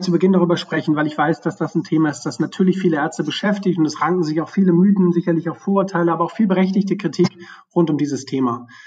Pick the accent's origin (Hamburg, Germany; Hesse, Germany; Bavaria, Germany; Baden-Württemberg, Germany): Hamburg, Germany; also born or lived in Bremen; ich bin in Bremen geboren, in Hamburg groß geworden und mein Vater hat mich im Sinne eines ehrbaren hanseatischen Kaufmanns erzogen.